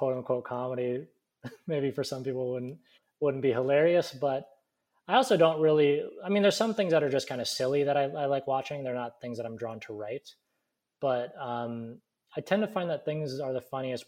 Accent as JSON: {"language": "English", "region": "Alaska", "country": "United States", "tie": "born or raised there", "moved": "yes", "lives_now": "Burbank, United States", "said": "I grew up in Alaska"}